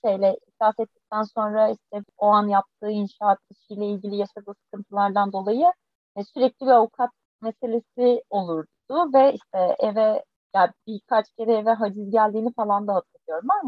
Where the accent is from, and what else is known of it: Foça, İzmir, Turkey; born or raised there